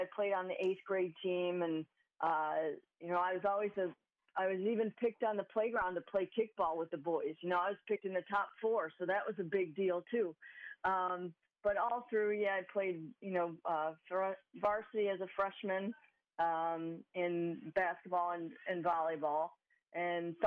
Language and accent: English; Euclid, Ohio, United States; I grew up in Euclid, Ohio, little suburb of Cleveland